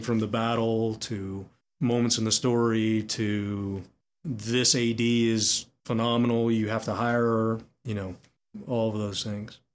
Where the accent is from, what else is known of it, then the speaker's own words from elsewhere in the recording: Texas, United States; Growing up in Texas